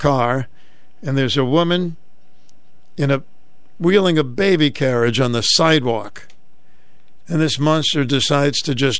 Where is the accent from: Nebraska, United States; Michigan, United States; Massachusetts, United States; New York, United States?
Massachusetts, United States; Boston; growing up in Roxbury, Massachusetts